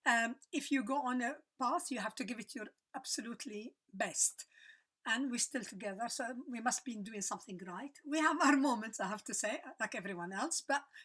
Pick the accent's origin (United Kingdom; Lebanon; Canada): Lebanon; moved away as an adult; also born or lived in South Africa; I'm Lebanese. I was born in Lebanon, lived there until I was 35.